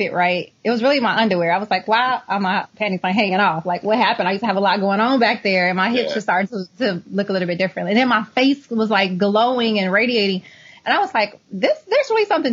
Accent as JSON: {"language": "English", "region": "Indiana", "country": "United States", "said": "I'm from Indiana."}